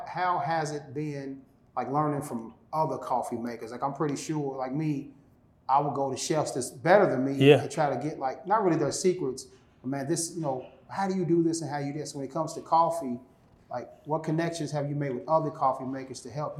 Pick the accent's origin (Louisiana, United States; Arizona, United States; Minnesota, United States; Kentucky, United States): Kentucky, United States; Louisville; also born or lived in Atlanta; to go back to my hometown, which most people feel, I got to get out of Louisville to chase my dream.